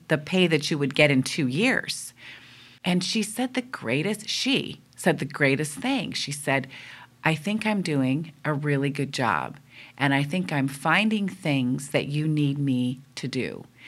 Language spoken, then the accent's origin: English; East Coast, United States; now in West Coast, United States; I'm from the East Coast, and that is considered what is good interesting, lively conversation